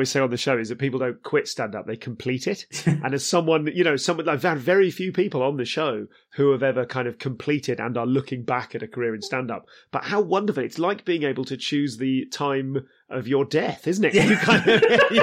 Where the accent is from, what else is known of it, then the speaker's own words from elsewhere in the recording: Leamington Spa, West Midlands, United Kingdom; I'm from Leamington